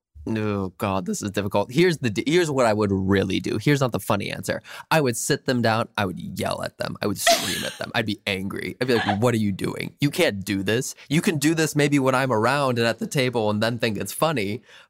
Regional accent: Minnesota, United States; I think I'm so glad I grew up as a Minnesotan, and I'm really glad that I still have my Midwestern family and friends

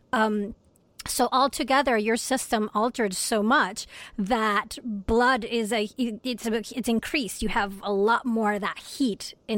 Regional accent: Venezuela; now in Rochester, United States; I am originally from Venezuela

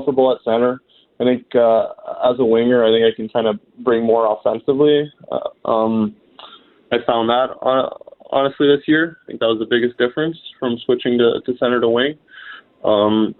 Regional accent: Ontario, Canada; moved away; I'm from Ontario, and it's going to be cool to be living in Canada again

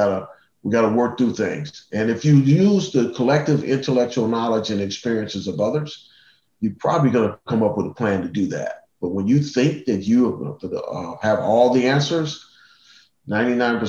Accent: Cleveland, Ohio, United States; I grew up in Cleveland

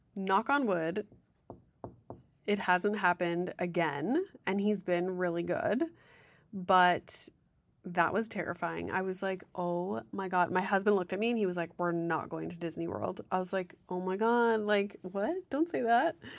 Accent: Sudbury, Ontario, Canada; also born or lived in Guelph; I'm from Sudbury.

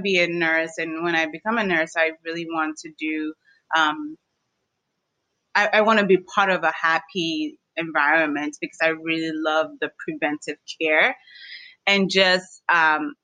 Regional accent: Washington, District of Columbia, United States; I grew up in the District of Columbia

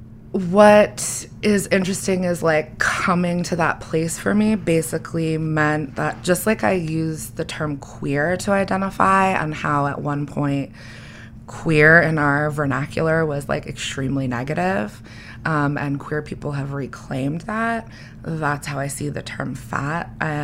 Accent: New England, United States; I grew up in New England where for some reason almost everyone looks the fucking same

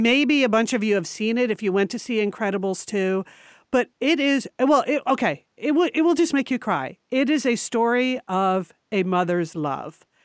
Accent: Connecticut, United States; moved away; we were born and raised in Connecticut

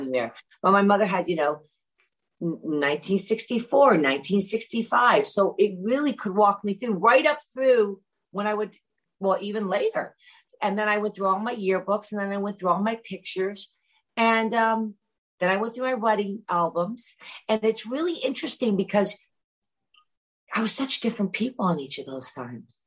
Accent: Great Barrington, Massachusetts, United States; moved away; also born or lived in London; when I lived in London or when I grew up in Great Barrington

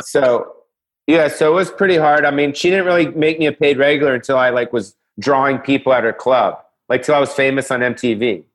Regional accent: Los Angeles, California, United States; I grew up you know, on the Sunset Strip

